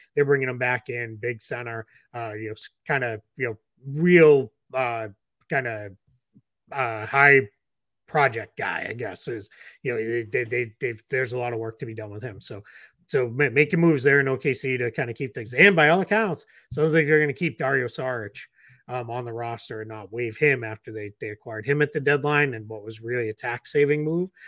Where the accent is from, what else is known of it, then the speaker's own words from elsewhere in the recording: Boston, Massachusetts, United States; accent: Boston; my Boston accent